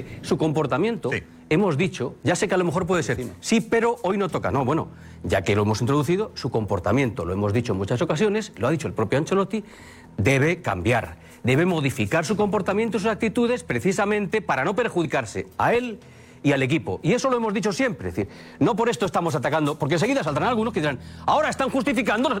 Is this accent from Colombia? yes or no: no; Spain; como español